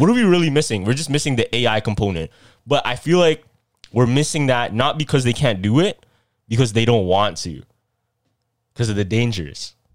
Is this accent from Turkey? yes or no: no; Philippines; I'm Filipino